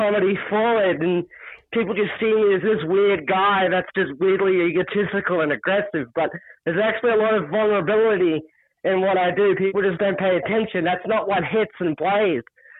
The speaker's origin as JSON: {"language": "English", "town": "Mooroolbark", "region": "Victoria", "country": "Australia", "tie": "born or raised there", "said": "I was raised in Muralbark, which I guess in a sense is like a swamp."}